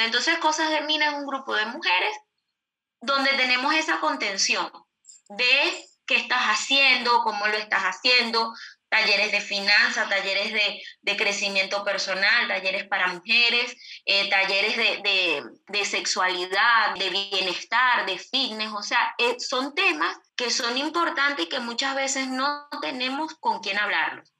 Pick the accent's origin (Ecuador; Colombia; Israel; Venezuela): Venezuela; moved away as an adult; now in Uruguay; nosotros en Venezuela eh, teníamos empresa, eh, estábamos relativamente tranquilos en nuestro país